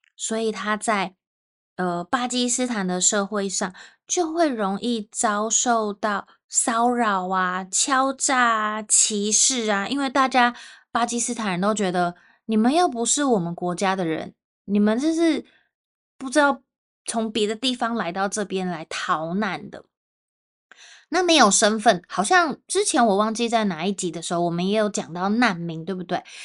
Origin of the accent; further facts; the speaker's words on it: Taipei, Taiwan; 如果我是去到台湾的南部，我就会说啊，我是从台北来的